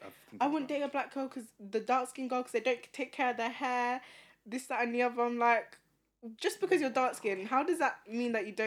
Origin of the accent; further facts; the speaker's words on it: Northampton, East Midlands, United Kingdom; I'm from the Midlands, so the majority white people, Northampton.